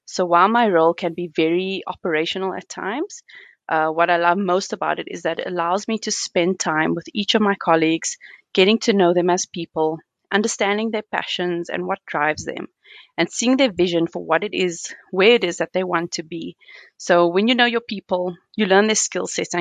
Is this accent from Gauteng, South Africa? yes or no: no; Cape Town, Western Cape, South Africa; now in Johannesburg, South Africa; I'm originally from Cape Town, but have lived in Joburg for over 2 decades.